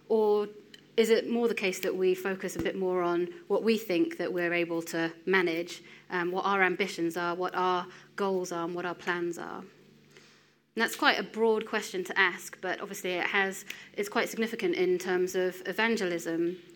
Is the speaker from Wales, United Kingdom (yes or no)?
yes; Wales, United Kingdom; born there; accent: English; I am uh, 32. Um, I am Indian origin. Despite the uh, English accent, I'm actually born in Wales.